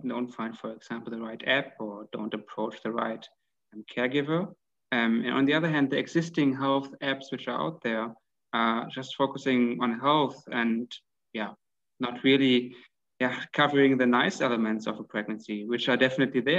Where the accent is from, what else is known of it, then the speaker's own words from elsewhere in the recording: Hanover, Lower Saxony, Germany; now in Vienna, Austria; From Germany, actually. From a city called, which is called Hanover. It's quite close to Hamburg.